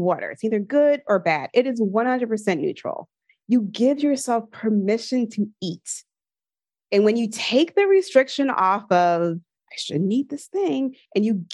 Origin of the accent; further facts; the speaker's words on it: Philadelphia, Pennsylvania, United States; I'm from Philadelphia, and I would like see on Kelly Drive the runners outside